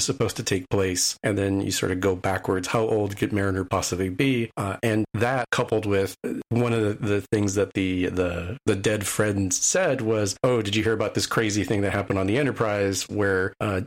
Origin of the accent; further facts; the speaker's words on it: United States; I'm the American on this show